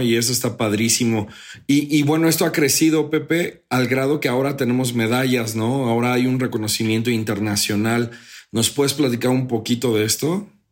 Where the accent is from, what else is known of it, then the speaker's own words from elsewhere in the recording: Mexico; todos como buenos mexicanos